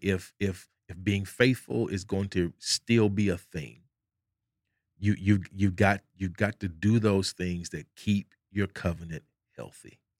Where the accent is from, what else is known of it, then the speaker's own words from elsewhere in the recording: Arkansas, United States; moved away; we got a saying back home. I'm from Arkansas